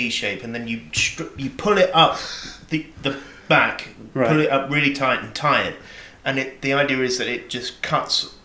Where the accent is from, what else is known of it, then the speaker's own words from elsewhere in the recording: Hemel Hempstead, East of England, United Kingdom; moved away; I grew up in Hemel Hempstead